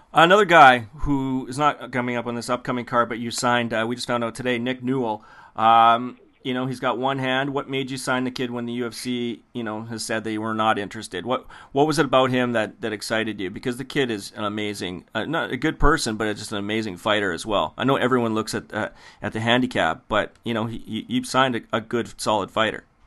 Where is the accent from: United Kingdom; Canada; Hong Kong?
Canada; we're Canadian